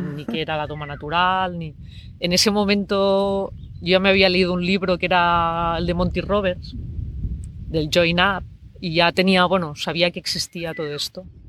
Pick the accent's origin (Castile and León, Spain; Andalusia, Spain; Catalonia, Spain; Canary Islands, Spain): Catalonia, Spain; Barcelona; yo soy de Barcelona